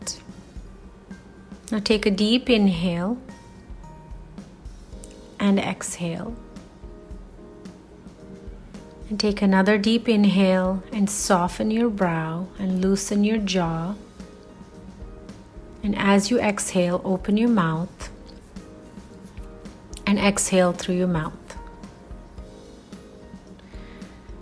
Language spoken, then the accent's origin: English; India; as Indian women